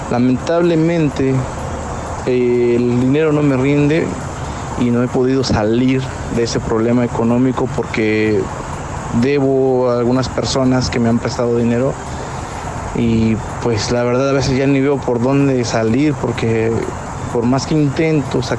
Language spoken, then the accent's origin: Spanish; Colombia; now in San Antonio, United States; Saludos desde San Antonio, Texas. … soy un colombiano.